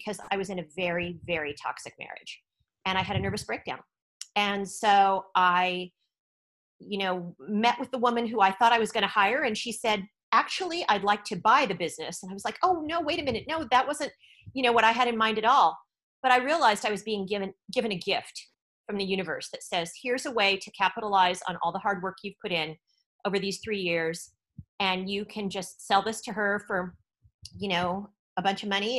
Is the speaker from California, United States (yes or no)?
yes; East Bay, San Francisco Bay Area, California, United States; moved away as an adult; also born or lived in Oakland / San Jose / Silicon Valley; now in Thailand; I'm originally from the Bay Area. So I was born in Oakland, right across the bay from San Francisco. And I grew up in the East Bay